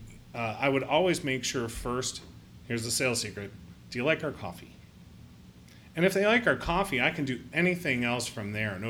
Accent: Northeast Ohio, United States; now in Columbus, United States; I grew up in Northeast Ohio and went to Ohio State.

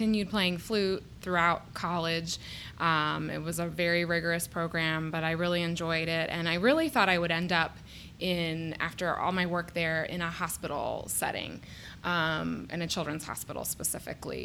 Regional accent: Columbus, Ohio, United States; I actually was born and raised in Columbus, went to Columbus City Schools.

